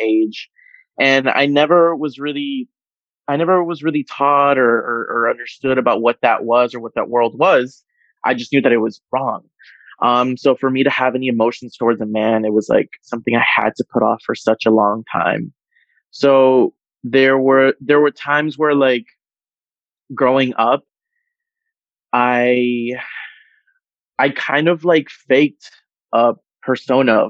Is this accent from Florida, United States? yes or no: yes; Miami, Florida, United States; born and raised in Miami in South Florida, Nicaraguan American